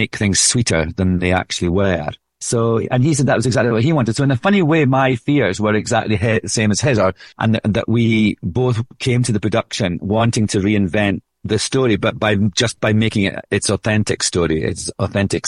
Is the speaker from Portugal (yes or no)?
no; Scotland, United Kingdom; accent: Scottish